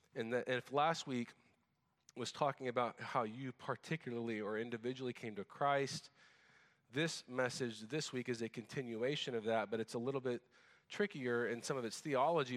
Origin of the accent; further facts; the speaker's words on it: United States; also born or lived in Japan; as an American